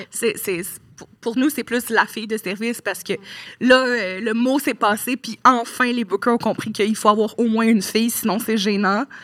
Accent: Lévis, Quebec, Canada; Moi, je viens de Lévis, mais je suis allée à l'école à Québec toute.

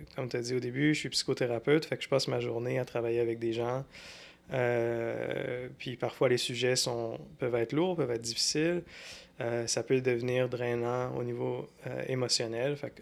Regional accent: Sherbrooke, Quebec, Canada; also born or lived in Montreal / Longueuil; je suis né à Sherbrooke. J'ai passé les... Dans le fond, jusqu'à temps... jusqu'à temps que j'avais 18 ans, j'étais à Sherbrooke

